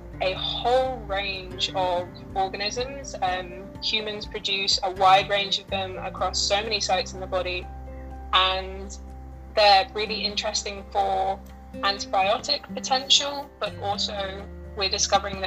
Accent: Cambridge, East of England, United Kingdom; So I grew up in Cambridge. That's my like family home.

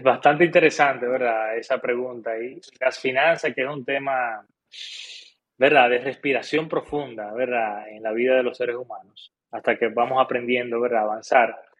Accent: Dominican Republic; como buen dominicano

